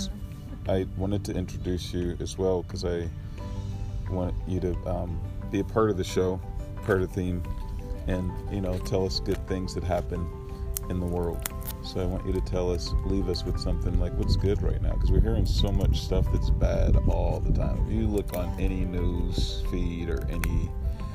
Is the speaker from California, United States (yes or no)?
yes; Southern California, United States; growing up in Southern California where it's 72 degrees almost, 250 days a year.